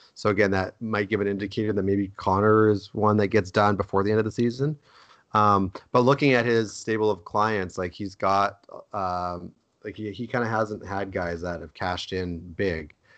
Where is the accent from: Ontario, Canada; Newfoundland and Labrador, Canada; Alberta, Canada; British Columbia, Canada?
Alberta, Canada; Edmonton; huge Oiler fan growing up in Edmonton